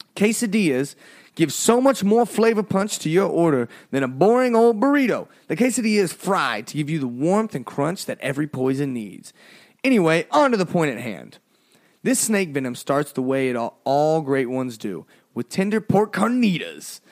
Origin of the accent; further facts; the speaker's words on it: United States; we're an American